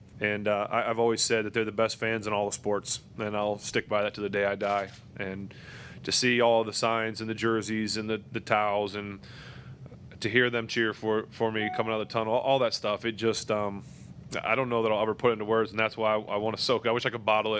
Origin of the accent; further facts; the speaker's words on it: Ohio, United States; now in Pittsburgh, United States; I was born in Ohio, but I live here and I'll always be here.